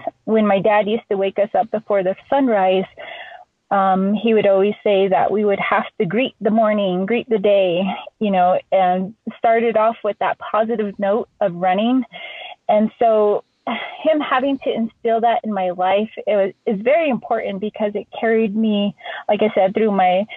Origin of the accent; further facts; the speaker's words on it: Navajo Nation, United States; Growing up on the Navajo reservation